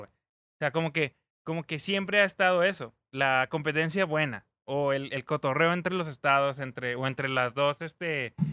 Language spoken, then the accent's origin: Spanish; Mexico; el mexicano sí es una. somos un país que discrimina.